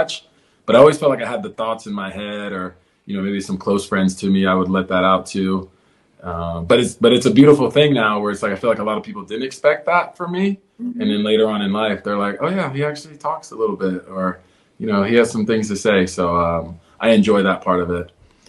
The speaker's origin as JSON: {"language": "English", "town": "Houston", "region": "Texas", "country": "United States", "tie": "born or raised there", "moved": "yes", "lives_now": "Los Angeles, United States", "said": "I grew up in Houston"}